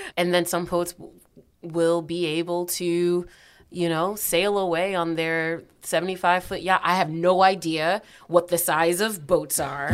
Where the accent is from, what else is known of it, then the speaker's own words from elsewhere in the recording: New Haven, Connecticut, United States; I am a Black woman who was, uh, raised, born, raised, and stayed in New Haven.